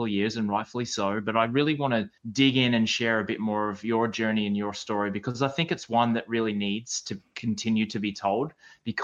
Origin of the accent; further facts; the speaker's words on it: Australia; growing up in Australia